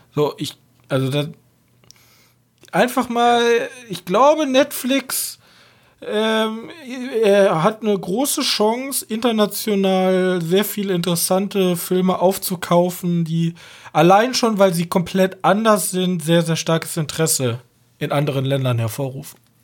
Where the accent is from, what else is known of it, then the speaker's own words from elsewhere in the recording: Germany; als Deutscher